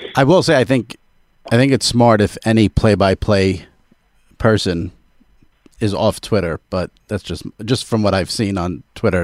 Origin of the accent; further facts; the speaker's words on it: New York, United States; I'm a New Yorker.